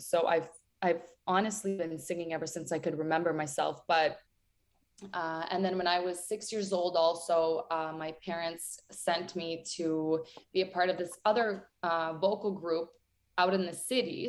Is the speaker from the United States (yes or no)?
no; a village near Ternopil, Ternopil Oblast, Ukraine; moved away; also born or lived in Toronto; Growing up in Ukraine was absolutely amazing. I grew up in a village 24 kilometers away from Ternopil